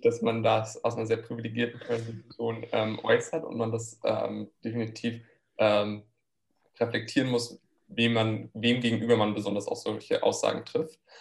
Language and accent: German; near Frankfurt, Hesse, Germany; moved away as an adult; also born or lived in France; now in Maastricht, Netherlands; ich komme ursprünglich aus der Nähe von Frankfurt, lebe aber jetzt schon mehrere Jahre im Ausland